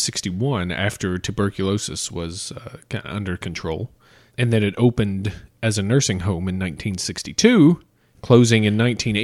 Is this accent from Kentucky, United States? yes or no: yes; Kentucky, United States; moved away; Let's go back to my home state.